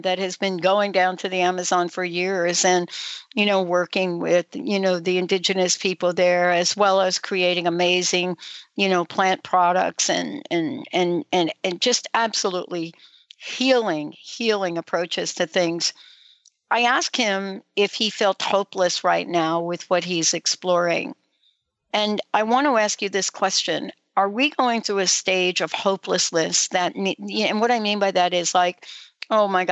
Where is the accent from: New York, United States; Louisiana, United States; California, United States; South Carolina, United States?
New York, United States; New York City; also born or lived in New Jersey; I grew up in New York City and then New Jersey